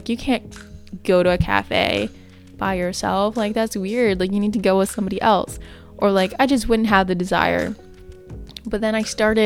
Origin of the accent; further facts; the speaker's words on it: Canada; It was a 4-hour drive from where I live. So yeah, it was just really good to get away from my hometown